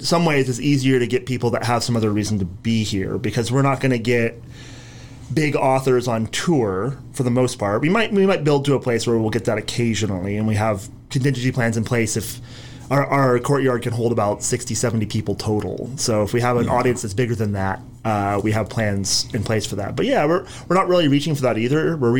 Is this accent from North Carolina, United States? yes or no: no; Ojai, California, United States; I grew up here.